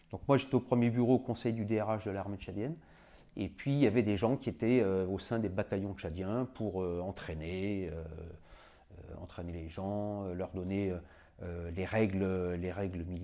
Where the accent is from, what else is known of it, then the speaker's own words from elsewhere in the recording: Madagascar; moved away; also born or lived in Senegal; moi, j'étais né en Afrique, j'avais vécu en Afrique, j'étais à Madagascar quand j'étais enfant, je suis né au Sénégal.